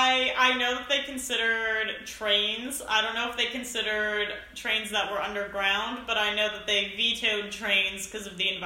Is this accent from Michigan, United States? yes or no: no; New Jersey, United States; moved away; I'm from New Jersey.